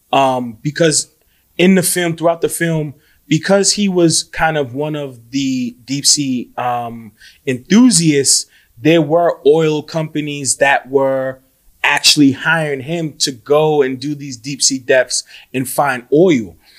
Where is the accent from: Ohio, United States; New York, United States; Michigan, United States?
New York, United States; New York City; being a New Yorker